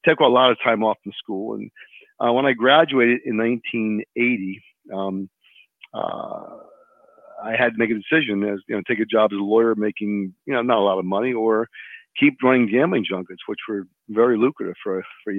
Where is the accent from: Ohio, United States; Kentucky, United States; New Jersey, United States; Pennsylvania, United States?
Pennsylvania, United States; Philadelphia; I grew up in Philadelphia